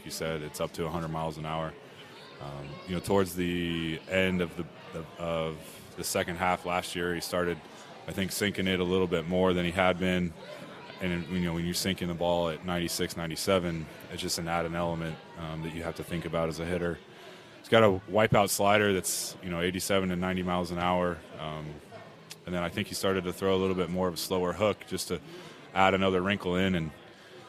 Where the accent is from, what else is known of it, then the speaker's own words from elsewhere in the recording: West Coast, United States; moved away as an adult; now in Philadelphia, United States; I grew up on the West Coast